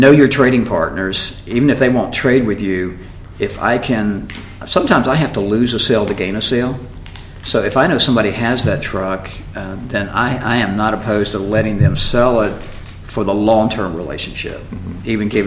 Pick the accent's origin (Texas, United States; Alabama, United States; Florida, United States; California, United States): Florida, United States; Jacksonville; I had a dealership in my hometown, Jacksonville, Florida